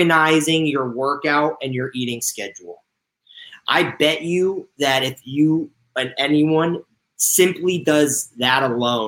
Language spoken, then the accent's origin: English; Connecticut, United States; moved away as an adult; also born or lived in Indiana; now in Los Angeles, United States; I'm originally from Connecticut and I went to school in Indiana.